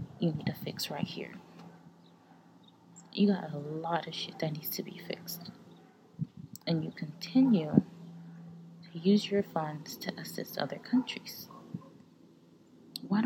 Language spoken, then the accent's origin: English; United States; I was born in America